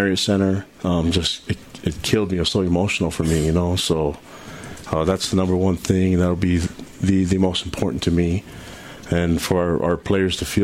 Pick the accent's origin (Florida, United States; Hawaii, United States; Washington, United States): Hawaii, United States; moved away; I'm from Hawaii